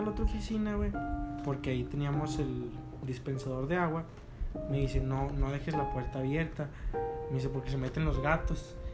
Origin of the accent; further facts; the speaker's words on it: Gómez Palacio, Durango, Mexico; todos somos de aquí de Gómez